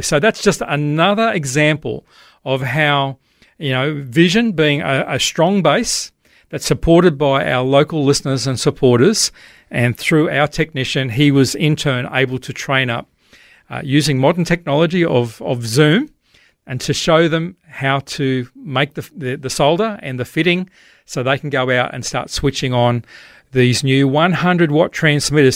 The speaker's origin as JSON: {"language": "English", "region": "Queensland", "country": "Australia", "said": "I'd hardly ever seen any snow as an Aussie living in Queensland"}